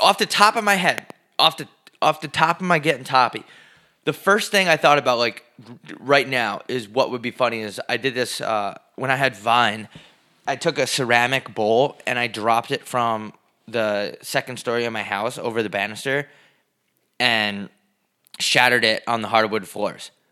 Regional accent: New York, United States; I'm from New York

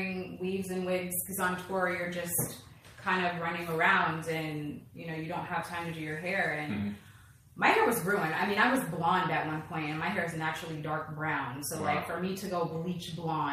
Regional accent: Los Angeles, California, United States; I grew up in Los Angeles, California

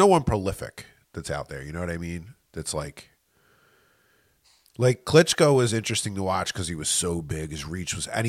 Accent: Philadelphia, Pennsylvania, United States; at least where I grew up in Philly, no one ever back down.

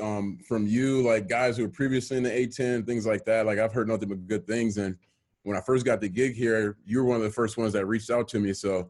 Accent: Milwaukee, Wisconsin, United States; moved away as an adult; also born or lived in Bay Area, California / Sacramento, California; originally from Milwaukee, Wisconsin.

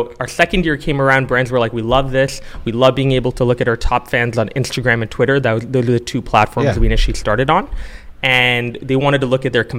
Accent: Calgary, Alberta, Canada; also born or lived in Singapore; now in Toronto, Canada; I was born and raised in Singapore and Calgary, Alberta, two very different places.

